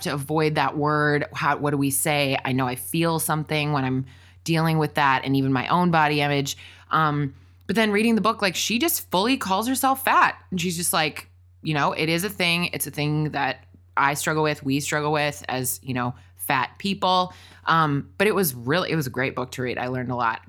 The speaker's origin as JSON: {"language": "English", "region": "Wisconsin", "country": "United States", "tie": "born or raised there", "also_born_or_lived": "Washington, D.C.", "moved": "yes", "lives_now": "Los Angeles, United States", "said": "we both spent a lot of years growing up in Wisconsin"}